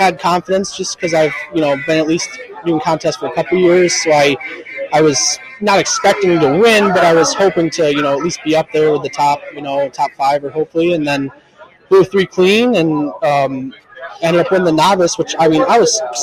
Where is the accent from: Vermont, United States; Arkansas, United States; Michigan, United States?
Michigan, United States; Muskegon; I'm from Muskegon, Michigan.